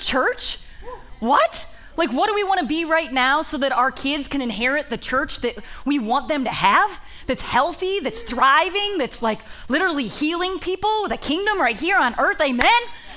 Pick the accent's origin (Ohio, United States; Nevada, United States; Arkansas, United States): Ohio, United States; I am from Ohio